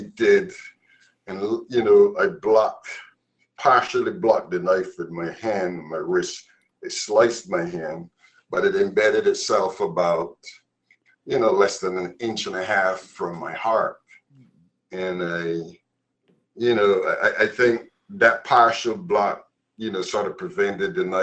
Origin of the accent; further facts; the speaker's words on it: Barbados; now in Massachusetts, United States; growing up in Barbados, my mother died when I was 9 years old